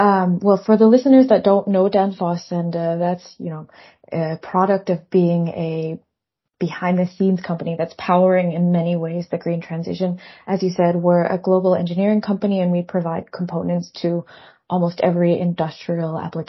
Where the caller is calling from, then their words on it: Copenhagen, Capital Region, Denmark; I'm calling you from Copenhagen, Denmark.